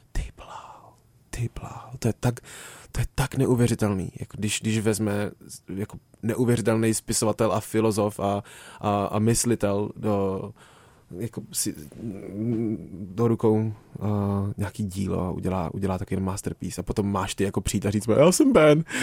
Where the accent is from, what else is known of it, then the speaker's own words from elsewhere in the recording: Plzeň, Plzeň Region, Czechia; já jsem se narodil v Plzni